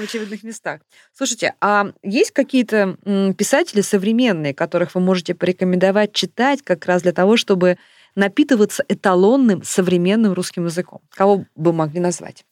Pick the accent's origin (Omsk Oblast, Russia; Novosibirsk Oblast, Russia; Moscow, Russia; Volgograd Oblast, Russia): Novosibirsk Oblast, Russia; Novosibirsk; я из Новосибирска